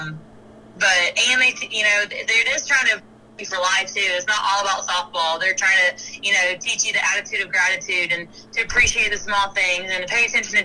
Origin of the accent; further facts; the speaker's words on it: Georgia, United States; moved away as an adult; now in Alabama, United States; I'm from Georgia originally